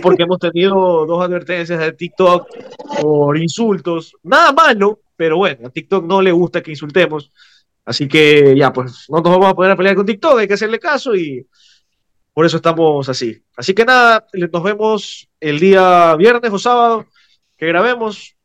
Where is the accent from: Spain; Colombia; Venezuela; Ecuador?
Ecuador